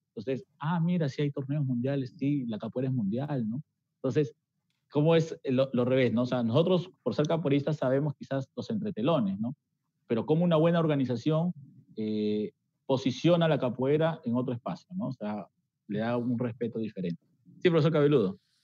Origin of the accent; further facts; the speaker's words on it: Peru; nuestra raza peruana